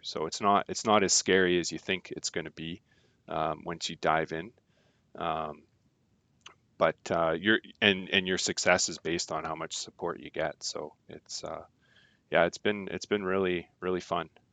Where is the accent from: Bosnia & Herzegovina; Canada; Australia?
Canada; Surrey, British Columbia; now in Trail, Canada; grew up in Surrey. mean streets of Surrey.